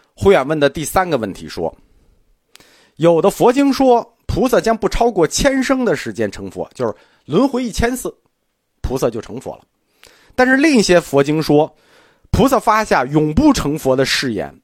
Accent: China; 我们中国人

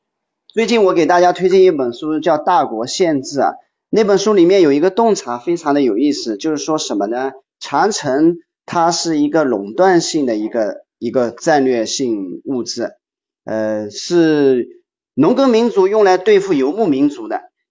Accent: China; 在我们中国

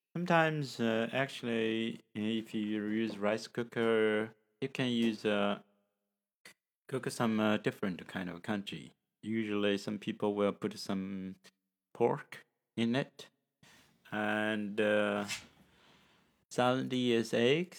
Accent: China; from China

